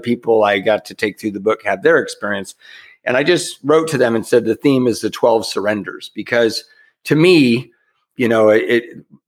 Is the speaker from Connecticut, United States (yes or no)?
no; Southern California, United States; also born or lived in Santa Paula, California / Long Beach, California; I'm from Southern California originally. I normally live in Santa Paula now.